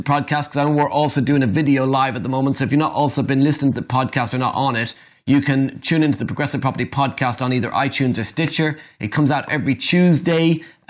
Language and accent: English; Ireland; being Irish.